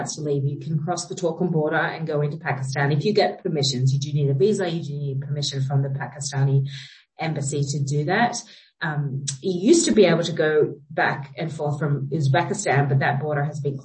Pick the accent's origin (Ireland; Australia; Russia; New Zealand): Australia; also born or lived in United States; now in Kabul, Afghanistan; Jake and I are Australian and I'm also American